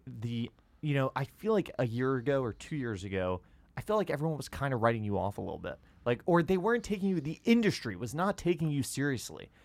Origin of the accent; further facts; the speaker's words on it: Westchester, New York, United States; I grew up just outside New York